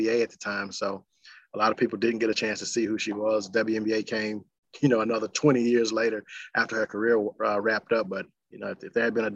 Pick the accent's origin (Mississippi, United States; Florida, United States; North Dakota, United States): Mississippi, United States; Yazoo City; I grew up in Mississippi